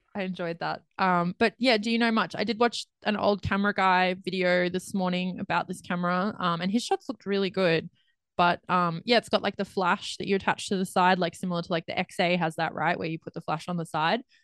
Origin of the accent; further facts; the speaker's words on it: Australia; I'm Australian